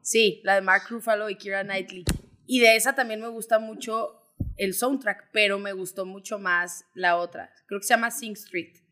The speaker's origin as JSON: {"language": "Spanish", "region": "Zacatecas", "country": "Mexico", "moved": "yes", "lives_now": "Guadalajara, Mexico", "said": "soy de Zacatecas, tengo ya casi 10 años viviendo en Guadalajara"}